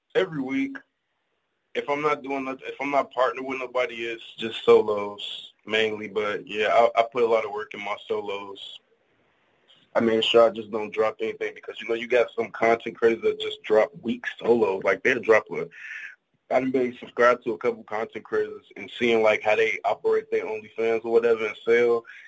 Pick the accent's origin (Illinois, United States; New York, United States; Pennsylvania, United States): Illinois, United States; Chicago; Chicago, the rack, home of the Windy City Pizza